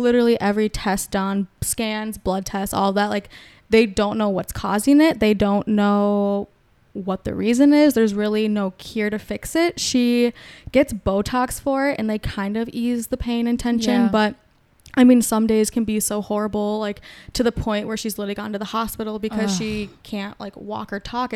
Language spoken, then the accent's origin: English; Prior Lake, Minnesota, United States; I grew up in Prior Lake. I guess also 2 other cities having like divorced parents